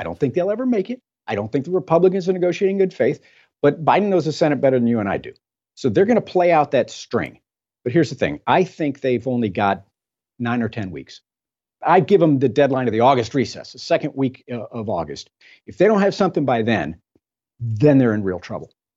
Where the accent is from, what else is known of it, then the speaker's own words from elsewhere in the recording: Texas, United States; I'm from Texas